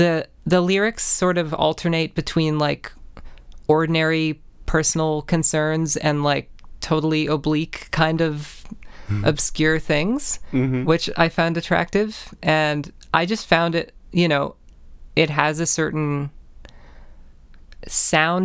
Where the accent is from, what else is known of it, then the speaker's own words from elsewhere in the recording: Canada; being Canadian, you're growing up